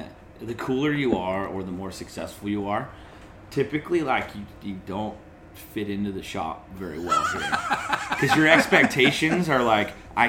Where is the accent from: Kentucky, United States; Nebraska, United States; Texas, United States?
Nebraska, United States; I'm going to start surfing, I moved to Southern California. I'm from Nebraska.